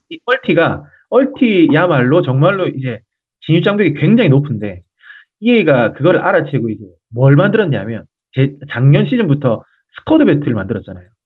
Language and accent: Korean; South Korea; 그 한국인으로서